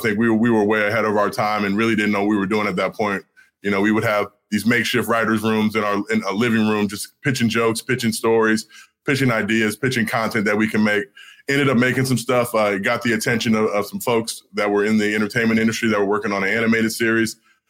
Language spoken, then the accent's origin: English; Los Angeles, California, United States; also born or lived in Italy; growing up in L.A., growing up in Hollywood